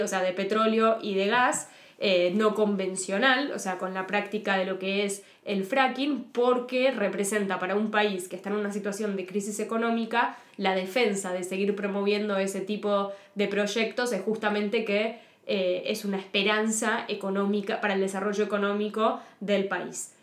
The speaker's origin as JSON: {"language": "Spanish", "country": "Argentina", "said": "soy periodista multimedia especializada en ambiente y cambio climático de Argentina"}